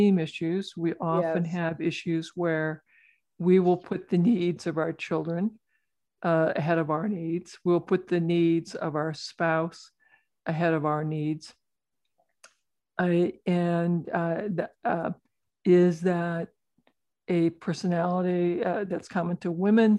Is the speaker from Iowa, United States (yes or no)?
yes; rural Iowa, United States; I'm a farm kid. I grew up in rural Iowa, milking cows and getting to ride my horse growing up